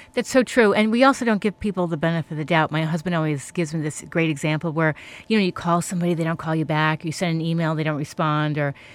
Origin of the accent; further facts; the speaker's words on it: Woodbury, New York, United States; moved away; I grew up in Woodbury as well.